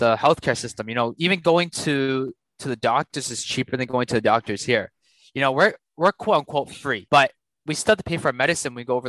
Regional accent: Canada; moved away as an adult; also born or lived in Taiwan; we're from the West. We're CBCs, you know, or ABCs.

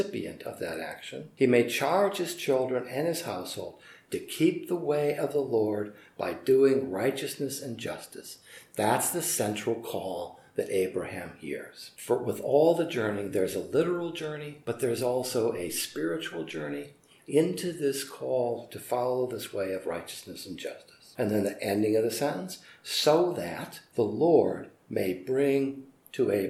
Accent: United States; as an American citizen, I'm well aware that I also live in a place that has long thought of itself as an inheritor of that idea of promised land

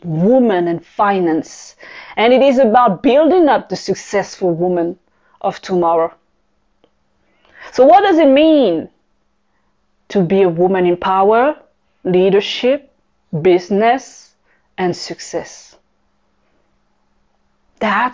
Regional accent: Paris, Île-de-France, France; accent: French; English is a second language; moved away as an adult; also born or lived in Caribbean / Tokyo / South Africa / Singapore; I am French. This is where my accent is coming from. I am born in the Caribbean, raised in Paris, France. By the age of 20, I left my country

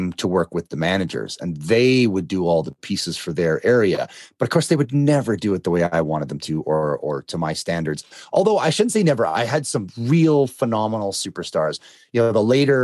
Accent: Canada; I'm Canadian

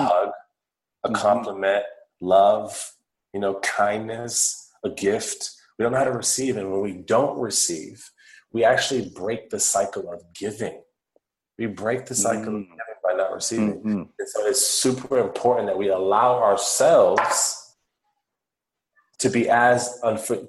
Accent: Worcester, Massachusetts, United States; I grew up on the East Coast of the United States of America, and I was in a city called Worcester, in the state of Massachusetts

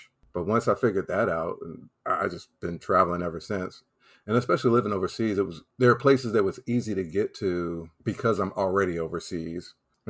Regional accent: the South, United States; I'm from the South.

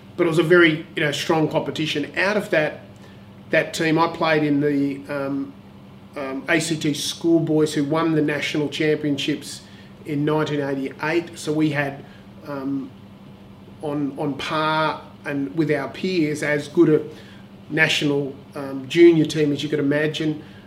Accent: Canberra, Australian Capital Territory, Australia; I grew up in Canberra

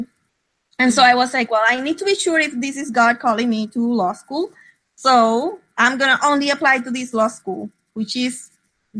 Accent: Puerto Rico; English is a second language; Well, I grew up in Puerto Rico.

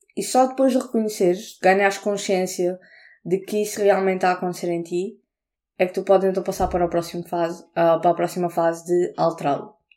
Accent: Portugal; now in England, United Kingdom; não sou inglesa, sou portuguesa

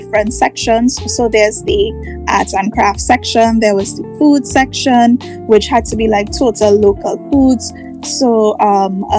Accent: Trinidad, Trinidad & Tobago; also born or lived in Tobago; So I was born in Trinidad. I grew up in Trinidad, but I spent a lot of my adult years in Tobago.

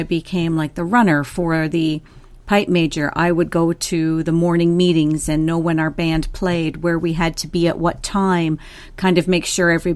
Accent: Fergus, Ontario, Canada; I grew up in Fergus, Ontario, which is very synonymous with Highland Games.

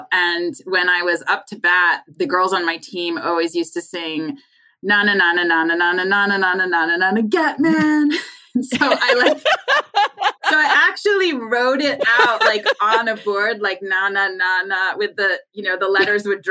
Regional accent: West Palm Beach, Florida, United States; also born or lived in Rochester, New York; I was born in Florida

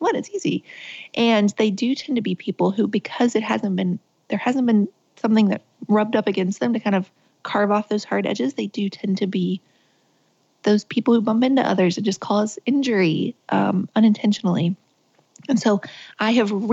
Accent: Richwood, West Virginia, United States; I was born and raised in West Virginia. I grew up on the top of a mountain called Fenwick Mountain that kind of fed into the town, which was called Richwood.

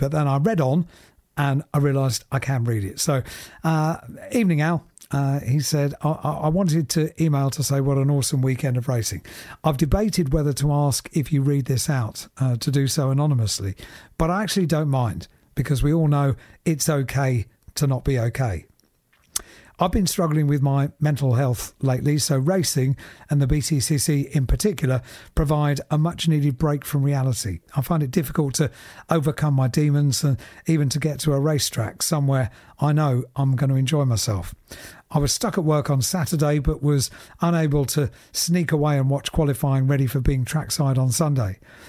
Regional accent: England, United Kingdom; accent: northern English; Unfortunately, the locals love my northern accent, so I didn't get far with the challenge.

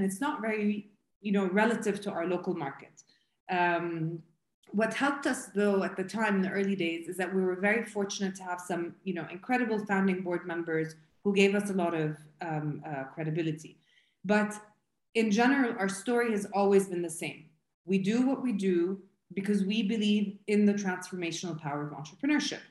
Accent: Jordan; I'm originally from Jordan

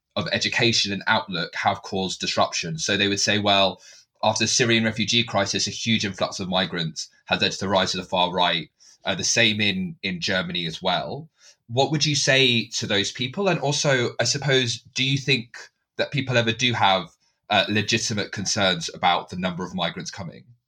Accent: United Kingdom; as a British Asian

